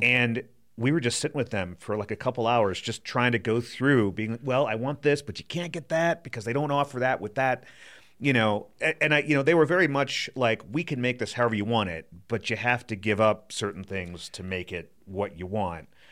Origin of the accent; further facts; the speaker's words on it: Wisconsin, United States; also born or lived in East Coast; now in Colorado, United States; I grew up in Wisconsin, and lived on the East Coast for a while